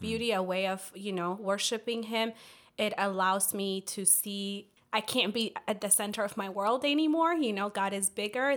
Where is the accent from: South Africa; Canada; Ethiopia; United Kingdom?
Ethiopia; also born or lived in Washington, D.C. area; now in Fort Mill, United States; my family and I moved from the D C area. Uh, we're originally from Ethiopia